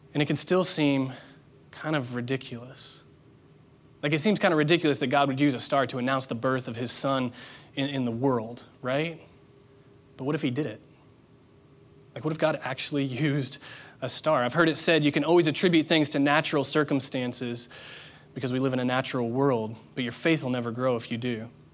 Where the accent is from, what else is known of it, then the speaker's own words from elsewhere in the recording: Indiana, United States; moved away; I grew up there in Indiana